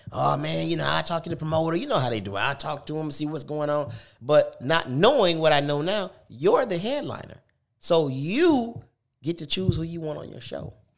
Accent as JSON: {"language": "English", "town": "Detroit", "region": "Michigan", "country": "United States", "tie": "born or raised there", "also_born_or_lived": "California / Tuscaloosa", "moved": "yes", "said": "I was born in Detroit, moved to California with my mom"}